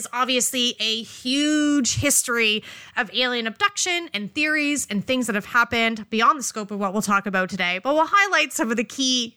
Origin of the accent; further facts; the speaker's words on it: Canada; we are Canadian